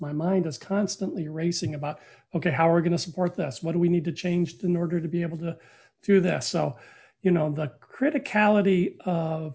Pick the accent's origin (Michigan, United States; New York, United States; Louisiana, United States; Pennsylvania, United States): Michigan, United States; Flint; I grew up in Flint, Michigan